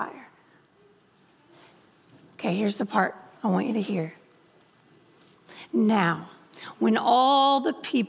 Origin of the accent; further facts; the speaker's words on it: Louisiana, United States; moved away; I'm from, the great state of Louisiana. But what you may not have connected was that I'm from Jimmy Swaggartville. I'm from the town of Jimmy Swaggart